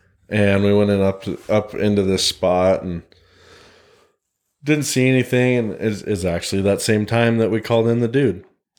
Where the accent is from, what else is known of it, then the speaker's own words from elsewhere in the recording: Montana, United States; Meanwhile, there was four of us, every single one of us born and raised in Montana.